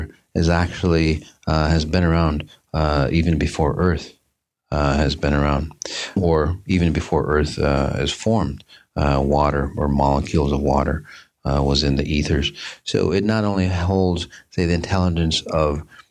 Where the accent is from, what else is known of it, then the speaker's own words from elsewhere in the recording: Minneapolis, Minnesota, United States; my hometown, Minneapolis, St. Paul area